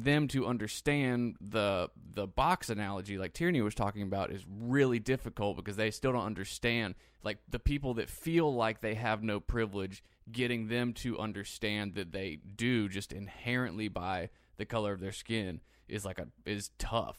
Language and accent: English; United States; as an American